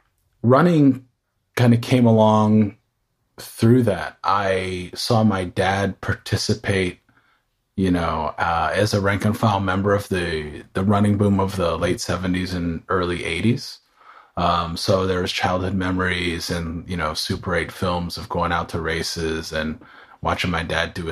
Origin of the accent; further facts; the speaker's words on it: San Diego, California, United States; also born or lived in Houston, United States / New York, United States / North Carolina, United States; But I grew up around the United States, early childhood in Southern California, south of here in San Diego. And also after that, spent time in Texas, in Houston, Texas, and then upstate New York.